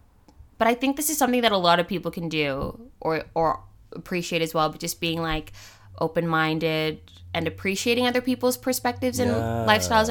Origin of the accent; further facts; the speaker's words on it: United States; also born or lived in Papua New Guinea; oh, I'm from PNG, but I grew up in the States.